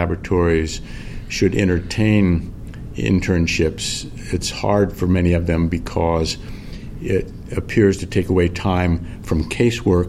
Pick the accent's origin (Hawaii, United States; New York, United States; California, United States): California, United States; moved away as an adult; now in Minnesota, United States; I was born and raised out in California